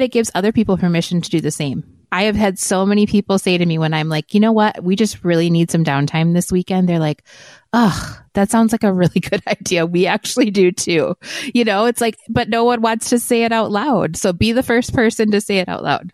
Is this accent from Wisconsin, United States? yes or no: yes; Wisconsin, United States; moved away as an adult; now in Arizona, United States; my family is very traditional at Christmas and they're, we're from Wisconsin. I was the bad one that moved away to Arizona